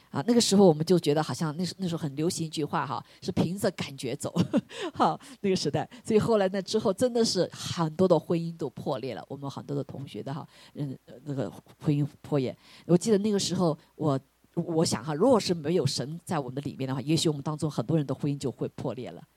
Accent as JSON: {"language": "Chinese", "country": "China", "tie": "born or raised there", "moved": "as an adult", "lives_now": "United States", "said": "我们在这个中国长大的"}